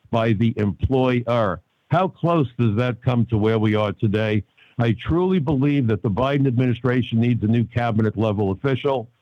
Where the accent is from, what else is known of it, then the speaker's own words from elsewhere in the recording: New York City, New York, United States; I'm a kid from Brooklyn. I even went to Brooklyn College.